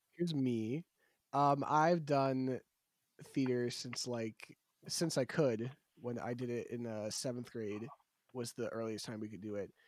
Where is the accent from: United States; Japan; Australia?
United States; around the Shawnee Playhouse, Pennsylvania; the Shawnee Playhouse, which is the local theater around my hometown